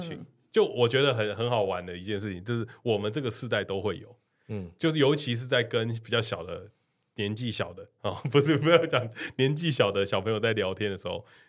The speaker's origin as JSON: {"language": "Chinese", "region": "Taipei", "country": "Taiwan", "said": "就是我们是一个台北人的群组，我们没有人在台南，"}